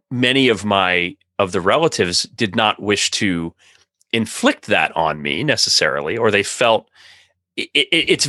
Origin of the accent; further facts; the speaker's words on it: North Rhine-Westphalia, Germany; accent: Lippish; So my my Lippische accent is mm-hmm. there